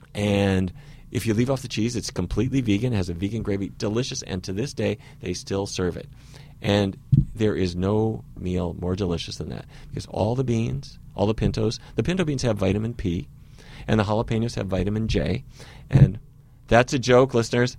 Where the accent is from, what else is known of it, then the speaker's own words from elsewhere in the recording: Fargo, North Dakota, United States; I grew up in Fargo, North Dakota.